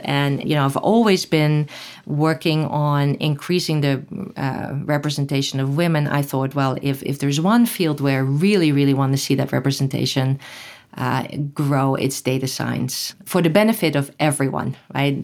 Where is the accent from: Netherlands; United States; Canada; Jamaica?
Netherlands; moved away; I grew up in Holland